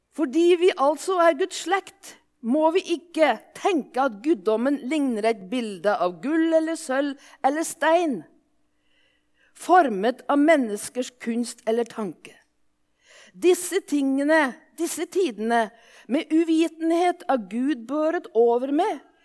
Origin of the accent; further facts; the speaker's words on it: Våler, Innlandet, Norway; accent: Solør dialect (solung); now in Japan; Jeg kommer egentlig fra Våler i Solør, og derfor er dialekta solung